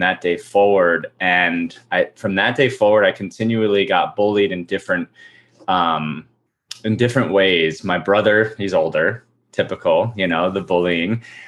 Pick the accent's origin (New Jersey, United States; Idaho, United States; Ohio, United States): New Jersey, United States; I grew up in New Jersey